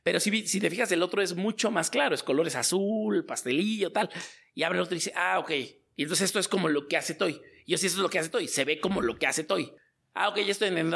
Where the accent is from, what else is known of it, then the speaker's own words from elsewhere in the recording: Mexico City, Mexico; Yo soy de Azcapotzalco, pegadito chagaray